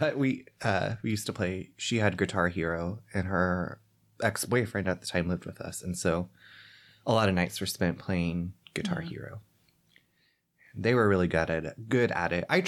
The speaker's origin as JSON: {"language": "English", "region": "California", "country": "United States", "tie": "born or raised there", "said": "I was born in California. I'm the only one in my family born in California."}